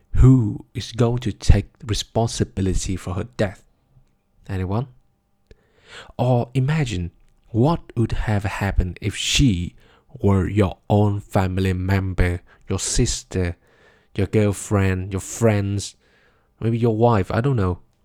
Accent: Vietnam; Vietnam, my home country, a small country in Southeast Asia

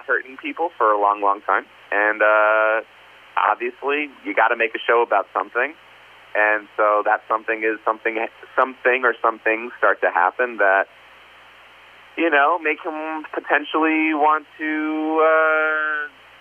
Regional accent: New Jersey, United States; I'm the Jew from New Jersey who decided in college that maybe I want to start going to church

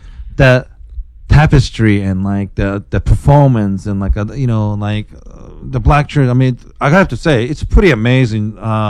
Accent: Japan; moved away; growing up in Japan

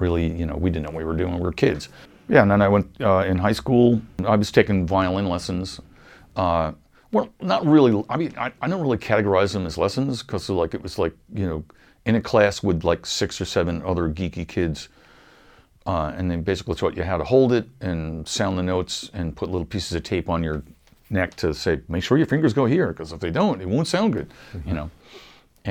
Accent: Wading River, New York, United States; also born or lived in Huntington, New York; I kind of grew up in a little town called Wading River

